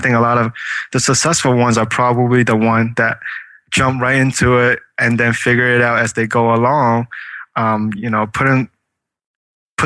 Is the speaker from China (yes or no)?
yes; China; moved away; I was born in China, so we're taught to eat everything that moves.